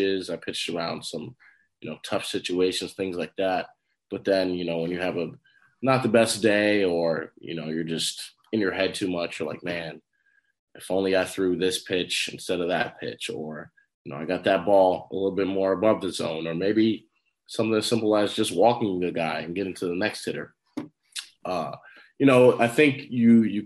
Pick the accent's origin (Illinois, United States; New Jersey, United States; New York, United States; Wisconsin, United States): New York, United States; New Rochelle; growing up in New Rochelle, all I knew was baseball